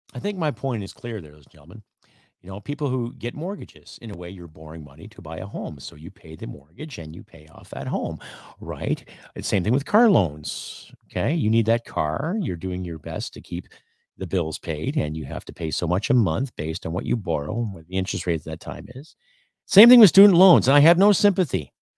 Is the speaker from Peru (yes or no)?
no; Canada; As a Canadian